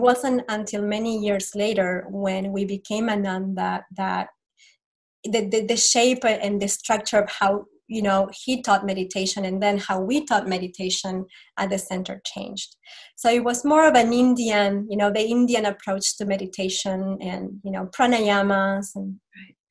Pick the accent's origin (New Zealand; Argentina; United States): Argentina; moved away; I am from Argentina originally and um, I grew up in a Catholic family